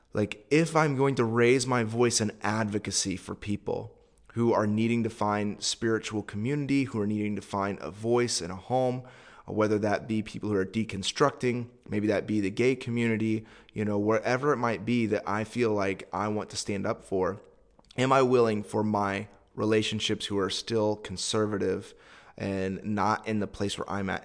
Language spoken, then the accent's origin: English; United States; I'm a Westerner. I'm an American.